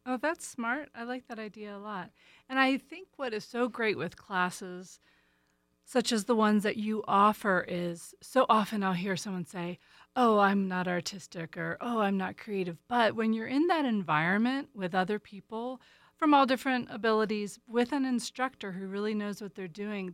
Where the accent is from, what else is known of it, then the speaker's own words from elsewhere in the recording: East Coast, United States; moved away; I'm from the East Coast